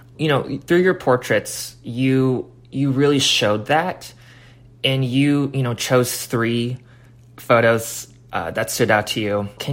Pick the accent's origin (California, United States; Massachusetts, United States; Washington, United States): Washington, United States; Olympia; I grew up in Olympia.